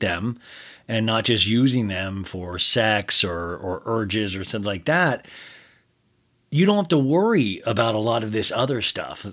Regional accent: Kansas, United States; moved away; also born or lived in Arizona; I'm from Kansas, moved to Arizona

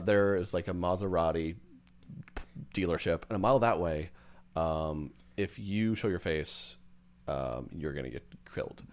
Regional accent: Edmond, Oklahoma, United States; my hometown, Edmond.

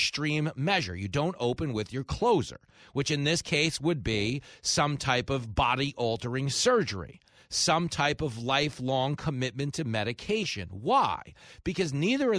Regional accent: East Coast, United States; I grew up on the East Coast

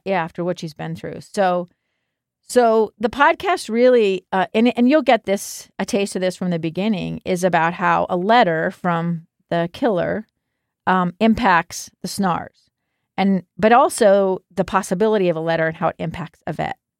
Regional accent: Alaska, United States; now in Salt Lake City, United States; I grew up in Alaska

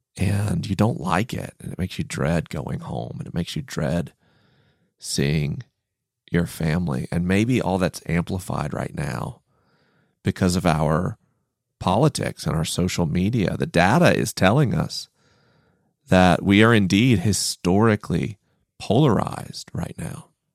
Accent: Tallahassee, Florida, United States; moved away; Tallahassee felt like a strange and hostile place

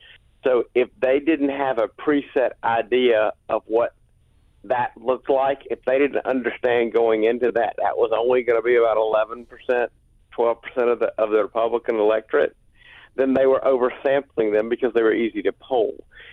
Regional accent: South Carolina, United States; And I grew up doing politics in South Carolina, learned that from him.

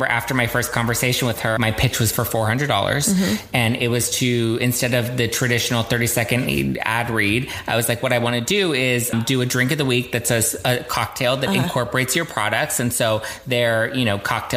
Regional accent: Los Angeles, California, United States; born or raised there

